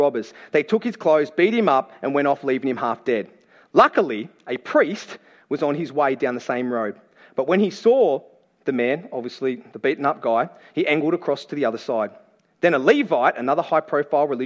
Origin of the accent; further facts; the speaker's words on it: Campbelltown, New South Wales, Australia; I'm from Great West of Sydney. I was born and raised in Campbelltown